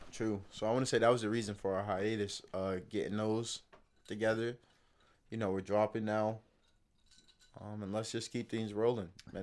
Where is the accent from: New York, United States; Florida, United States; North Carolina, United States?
Florida, United States; Palm Beach; I'm from Palm Beach